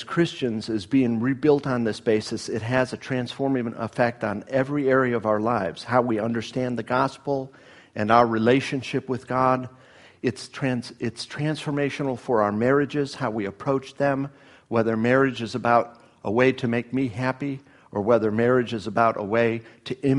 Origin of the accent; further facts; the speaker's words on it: Miami, Florida, United States; moved away; both from unchurched families growing up in Miami